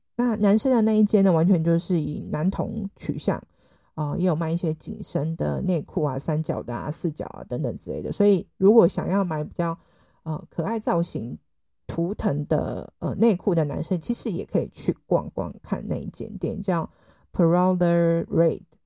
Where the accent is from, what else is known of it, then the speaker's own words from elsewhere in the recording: Taiwan; 身为台湾人的，我已经很习惯了